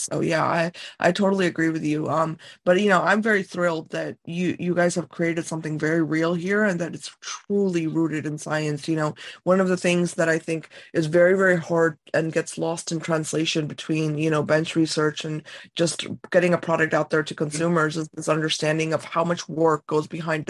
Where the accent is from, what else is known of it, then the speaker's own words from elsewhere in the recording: India; me, as an Indian woman, how my hair is growing.